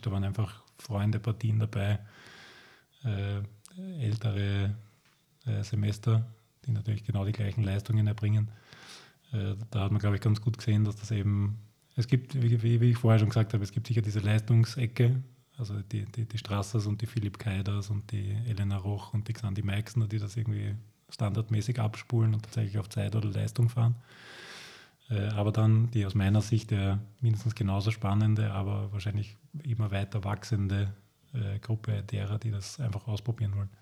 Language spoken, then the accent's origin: German; Lower Austria, Austria; ich komme auch aus Niederösterreich